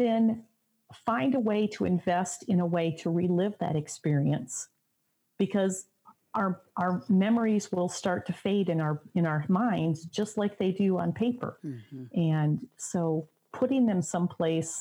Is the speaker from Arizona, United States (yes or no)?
no; Michigan, United States; now in Indiana, United States; I'm originally from Michigan and grew up usually living near